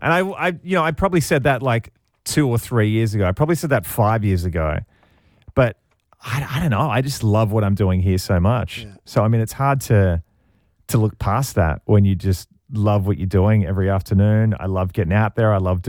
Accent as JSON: {"language": "English", "country": "Australia", "moved": "yes", "lives_now": "Canada", "said": "I'll never be able to go back to Australia because people won't think I'm Australian."}